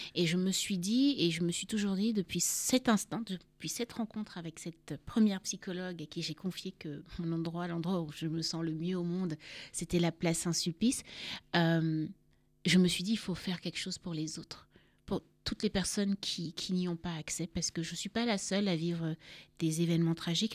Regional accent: Cameroon; moved away as an adult; also born or lived in Paris, France / Yaoundé / Douala / Garoua; now in France; je suis née à Paris, mais j'ai grandi au Cameroun, donc dans différentes villes du Cameroun

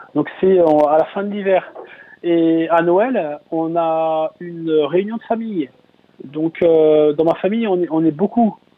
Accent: Mayenne, Pays de la Loire, France; chez moi en Mayenne

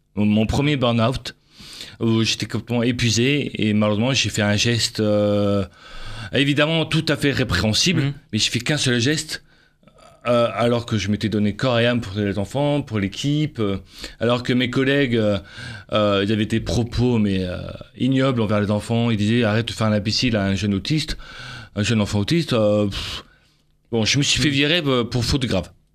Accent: Avignon, Provence-Alpes-Côte d'Azur, France; je suis d'origine d'Avignon

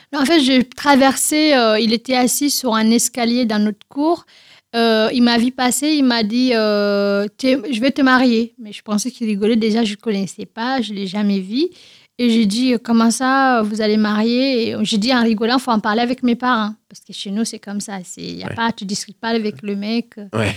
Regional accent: Guinea; French is a second language; now in France; je suis née en Guinée-Conakry, y euh, dans une grande famille

